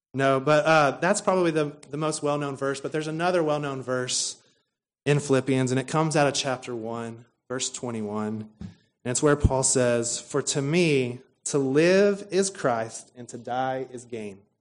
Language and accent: English; Stephenville, Texas, United States; we come from Stephenville, Texas, which is home to Tarleton State University